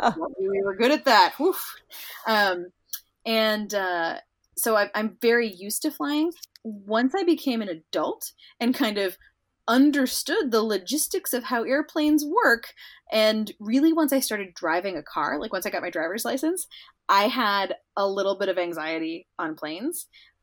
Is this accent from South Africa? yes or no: no; London, United Kingdom; also born or lived in Indonesia / United States; So I was born in the U.S., but I grew up in London and Indonesia because of the academic work that my mom was doing during my childhood.